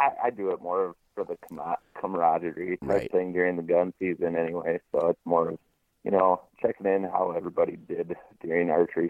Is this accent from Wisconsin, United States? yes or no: yes; Green Bay, Wisconsin, United States; now in southwestern Wisconsin, United States; Well, I'm originally from Green Bay, but I live in a city in southwestern Wisconsin right now.